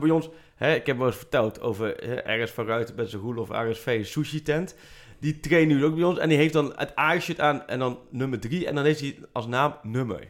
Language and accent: Dutch; Achterhoek, Gelderland, Netherlands; ik kom uit de Achterhoek